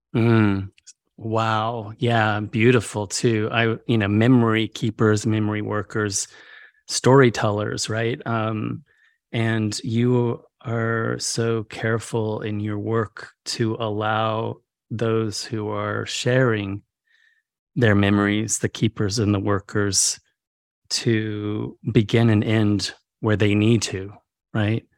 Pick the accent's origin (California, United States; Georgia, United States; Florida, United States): California, United States; northern rural; also born or lived in Mexico; my experiences growing up in California